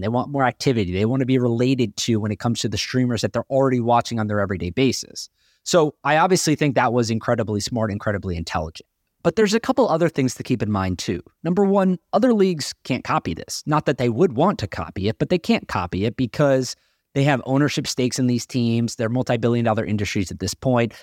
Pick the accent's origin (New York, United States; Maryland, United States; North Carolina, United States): North Carolina, United States; I grew up in North Carolina